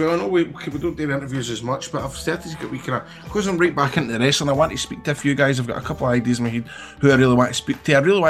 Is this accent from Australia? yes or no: no; Scotland, United Kingdom; I'm from Scotland, where are you from?